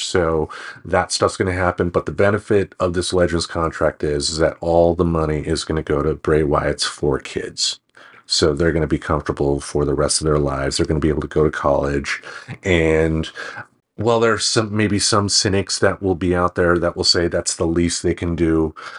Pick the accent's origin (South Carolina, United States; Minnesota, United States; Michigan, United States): Michigan, United States; also born or lived in Maine; now in Portland, United States; I come from Michigan myself